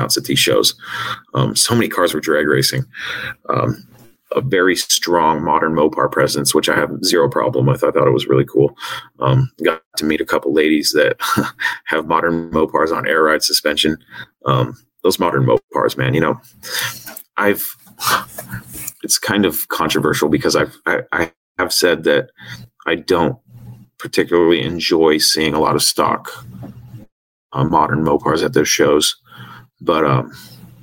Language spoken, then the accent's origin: English; north of Seattle, Washington, United States; I'm from Washington, north of Seattle, and we don't get heat like